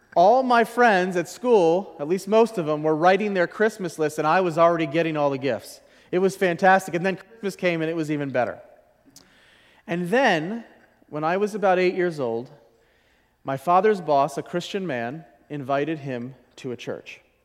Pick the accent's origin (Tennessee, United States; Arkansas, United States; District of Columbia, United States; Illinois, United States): District of Columbia, United States; Washington; I'm from Washington, D C, and I was raised in a mixed marriage household